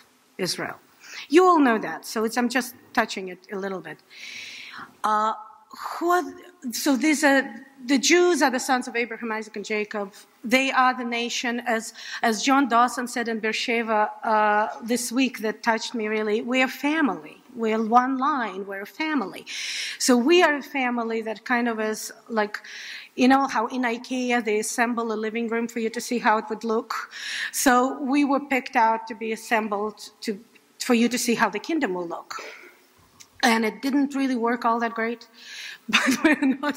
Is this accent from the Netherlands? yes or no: no; Saint Petersburg, Russia; moved away; in St. Petersburg, Russia. I grew up in a very secular Jewish family